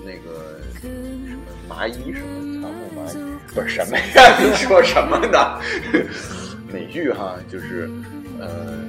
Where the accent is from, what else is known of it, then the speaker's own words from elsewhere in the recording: United States; 所以你不要觉得我们美国人都像那么样的生活